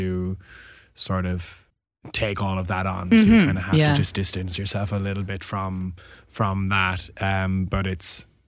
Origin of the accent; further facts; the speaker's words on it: Ireland; being Irish.